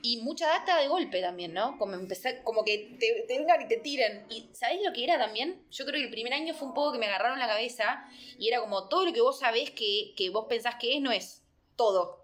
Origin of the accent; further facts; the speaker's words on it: Argentina; moved away as an adult; somos argentinos